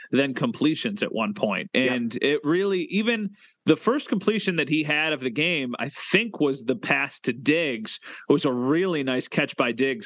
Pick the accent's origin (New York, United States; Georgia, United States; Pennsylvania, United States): New York, United States; Western; growing up in Western New York